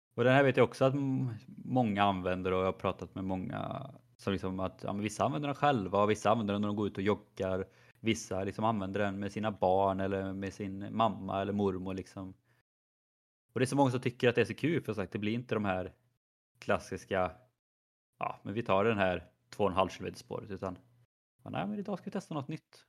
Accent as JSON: {"language": "Swedish", "town": "Skövde", "region": "Västra Götaland", "country": "Sweden", "moved": "yes", "said": "när jag var hemma i Skövde"}